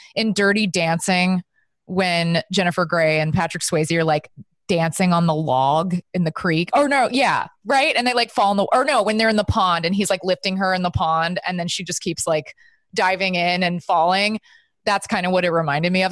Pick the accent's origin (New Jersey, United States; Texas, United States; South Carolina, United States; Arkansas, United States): Texas, United States; I grew up in Texas